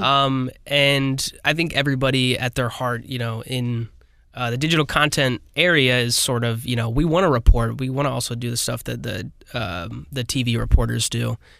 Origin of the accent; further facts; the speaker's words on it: Granite City, Illinois, United States; I'm from Granite City